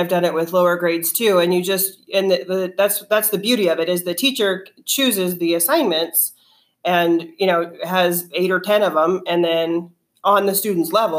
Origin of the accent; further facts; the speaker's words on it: New Mexico, United States; moved away as an adult; I am from New Mexico and taught there to sixth grade for 9 years, and then moved here